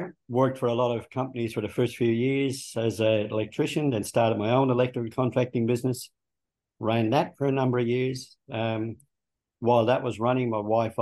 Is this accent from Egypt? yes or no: no; Dublin, Leinster, Ireland; moved away as an adult; also born or lived in Melbourne, Australia; now in Australia; I was born in Dublin, in Ireland, and I grew up there